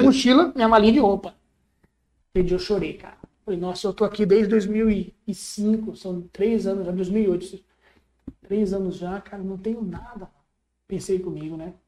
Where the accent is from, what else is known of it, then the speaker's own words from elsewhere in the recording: Brazil; moved away as an adult; also born or lived in Bognor Regis, England; a gente é brasileiro